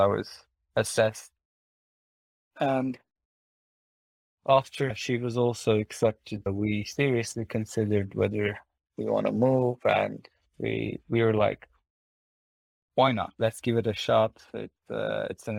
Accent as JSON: {"language": "English", "town": "Kars", "region": "Kars Province", "country": "Turkey", "tie": "born or raised there", "also_born_or_lived": "Istanbul", "moved": "as an adult", "lives_now": "Netherlands", "said": "we decided to move to my hometown, Kars."}